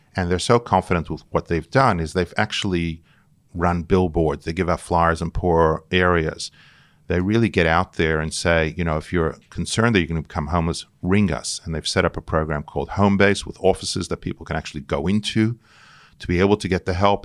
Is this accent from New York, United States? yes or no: yes; New York City, New York, United States; moved away as an adult; now in Sydney, Australia; I was born in Brooklyn, in New York, and I came out here as a student